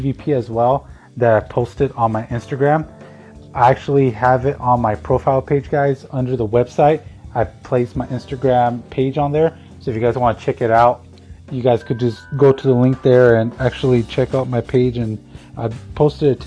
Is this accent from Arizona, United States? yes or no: yes; Tucson, Arizona, United States; a park here in my hometown of Tucson, Arizona